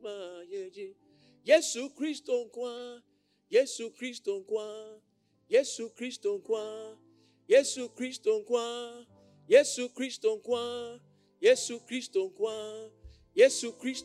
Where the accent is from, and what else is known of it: Accra, Greater Accra, Ghana; born or raised there